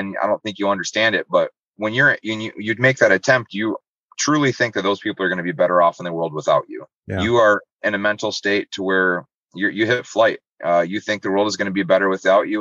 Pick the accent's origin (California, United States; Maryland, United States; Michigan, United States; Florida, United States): Michigan, United States; Muskegon; I'm from Muskegon